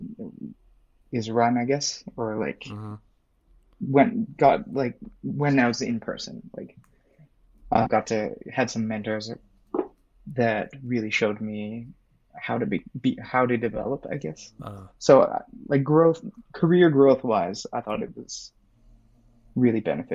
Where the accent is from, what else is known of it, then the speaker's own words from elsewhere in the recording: a city near Vancouver, British Columbia, Canada; moved away; I'm from Canada, and from a city near Vancouver.